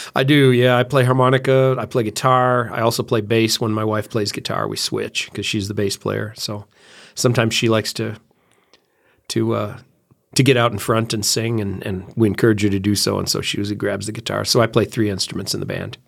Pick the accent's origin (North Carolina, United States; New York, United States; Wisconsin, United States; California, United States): Wisconsin, United States; Central; also born or lived in Babcock, Wisconsin; I'm from Central Wisconsin. Uh, my family moved here in the nineteen sixties, and so I went to school here